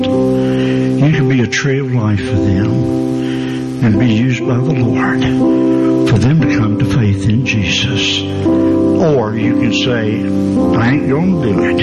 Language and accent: English; Georgia, United States; also born or lived in Atlanta area; I'm from Georgia